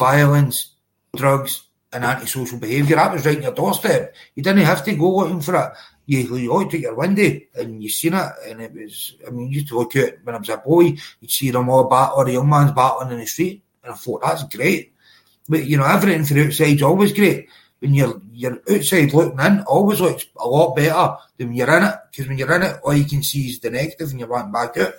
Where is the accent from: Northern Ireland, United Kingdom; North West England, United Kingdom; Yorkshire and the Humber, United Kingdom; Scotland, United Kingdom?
Scotland, United Kingdom; Cumbernauld; also born or lived in Glasgow; I was born in Cumbernauld. It's literally, it's the borders, right in the border of Glasgow